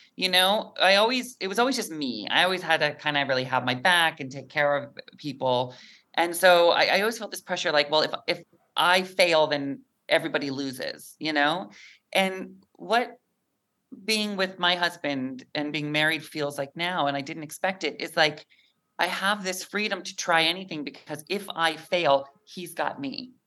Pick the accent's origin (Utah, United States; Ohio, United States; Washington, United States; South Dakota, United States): Washington, United States; Mount Vernon; moved away; I'm from Mount Vernon, Washington, about an hour north of where you are in Seattle